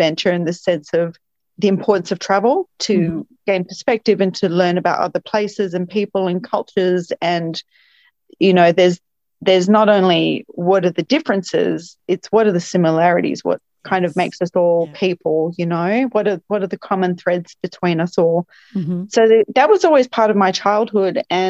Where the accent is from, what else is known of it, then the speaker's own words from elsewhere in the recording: Melbourne, Victoria, Australia; I'm from Melbourne, and, I am a big fan of food